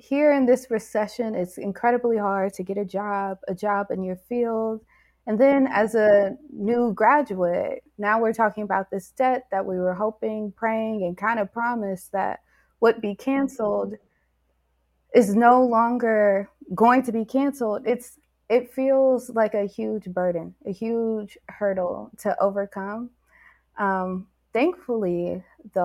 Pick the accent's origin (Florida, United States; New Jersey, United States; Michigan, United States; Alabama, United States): Michigan, United States; Detroit; in Detroit, I went to Cass Technical High School, which is one of the biggest high schools in Detroit.